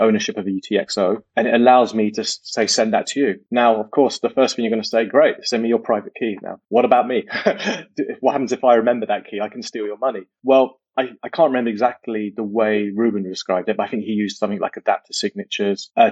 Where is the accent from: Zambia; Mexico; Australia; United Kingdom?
United Kingdom; also born or lived in Silicon Valley, United States; I'm British, but I spent some time in the US, worked in Silicon Valley, then moved back to the UK